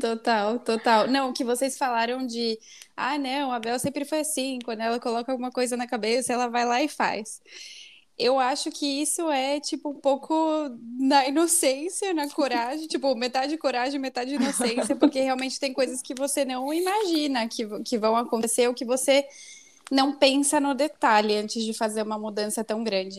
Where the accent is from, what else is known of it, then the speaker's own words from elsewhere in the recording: São Paulo, Brazil; moved away as an adult; now in Mexico; eu nasci em São Paulo, mas especificamente na freguesia do Ó. É, toda a minha família é, sempre morou aí